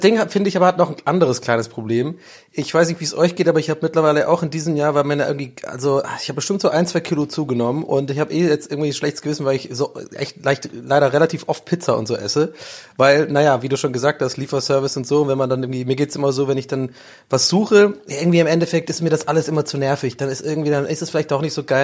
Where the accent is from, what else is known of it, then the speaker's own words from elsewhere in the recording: Ireland; bin ja Ire